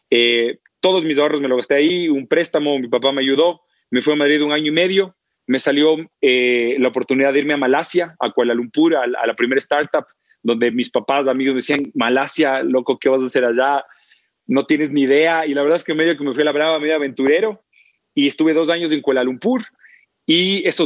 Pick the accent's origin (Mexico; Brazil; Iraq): Brazil; Belo Horizonte, Minas Gerais; also born or lived in São Paulo; Si bien yo nací en Sao Paulo, estudié en la universidad y el colegio en Belo Horizonte. Es la tercera ciudad de Brasil, lindísima y le tengo un cariño enorme.